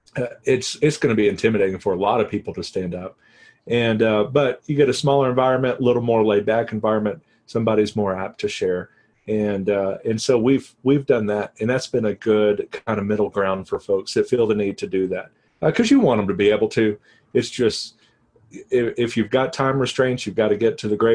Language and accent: English; Texas, United States; now in New Mexico, United States